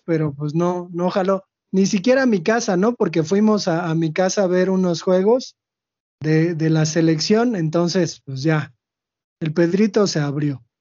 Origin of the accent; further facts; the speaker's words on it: Mexico; nosotros los mexicanos